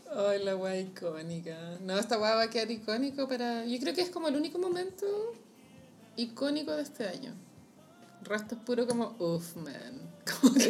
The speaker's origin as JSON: {"language": "Spanish", "town": "Santiago", "region": "Santiago Metropolitan Region", "country": "Chile", "said": "uno como santiaguino"}